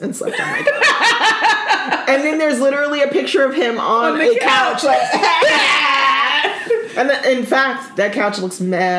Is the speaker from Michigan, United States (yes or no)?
no; Plano, Texas, United States; I grew up in Plano, y'all.